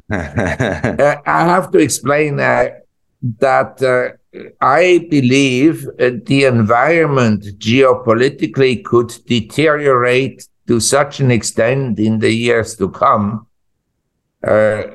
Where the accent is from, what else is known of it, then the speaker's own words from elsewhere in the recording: Switzerland; moved away as an adult; also born or lived in United States; now in Asia; I was born in Switzerland and I'm a Swiss, and I'm patriotic Swiss